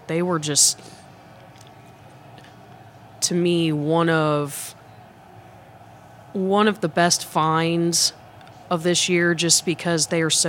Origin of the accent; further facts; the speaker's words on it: the South, United States; I'm also from the South myself.